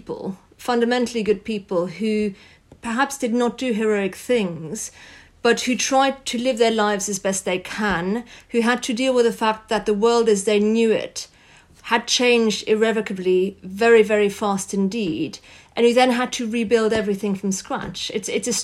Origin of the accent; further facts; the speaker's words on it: France; I grew up in France